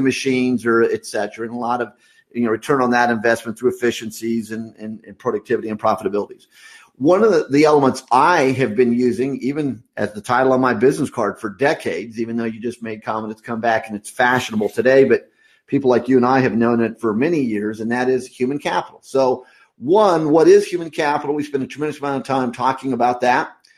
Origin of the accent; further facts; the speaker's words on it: Midwest USA, United States; I grew up in the Midwest USA on a farm.